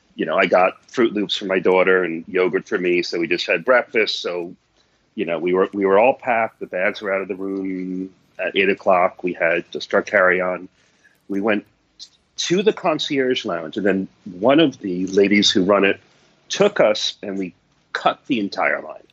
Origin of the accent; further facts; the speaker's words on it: New York City, New York, United States; I'm a New Yorker